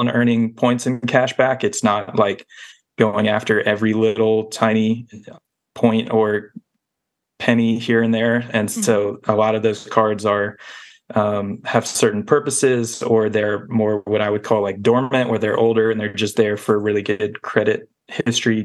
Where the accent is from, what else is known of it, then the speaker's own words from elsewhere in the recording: Nashville, Tennessee, United States; I grew up in Nashville, Tennessee, listening to Dave Ramsey in middle school